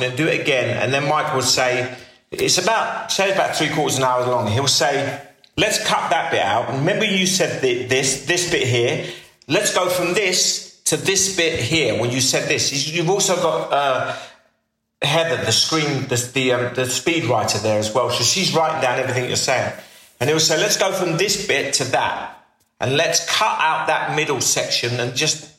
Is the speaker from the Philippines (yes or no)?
no; United Kingdom; Being a British actor in America